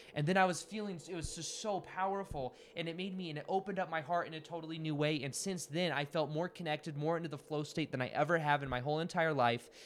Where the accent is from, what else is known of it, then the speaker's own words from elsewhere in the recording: Las Vegas, Nevada, United States; I'm from Las Vegas